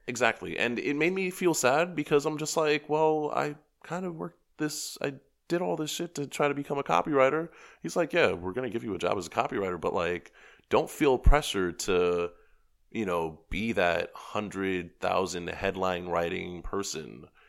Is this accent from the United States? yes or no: yes; New York City, New York, United States; I was from New York